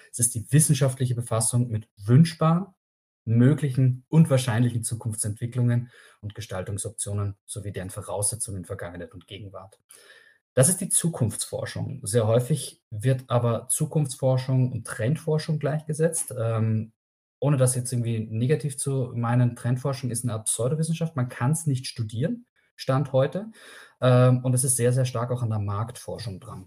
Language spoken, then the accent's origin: German; Austria; now in Germany; ich bin Österreicher